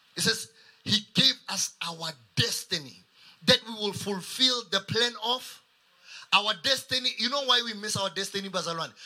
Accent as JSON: {"language": "English", "town": "Kuruman", "region": "Northern Cape", "country": "South Africa", "moved": "as an adult", "lives_now": "Pretoria, South Africa", "said": "I'm from Kuruman."}